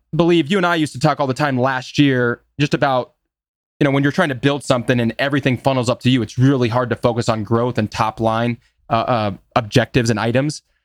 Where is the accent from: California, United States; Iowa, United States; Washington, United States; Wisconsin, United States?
Iowa, United States; Des Moines; I'm from Des Moines, as we've talked about, which is just a small midtown city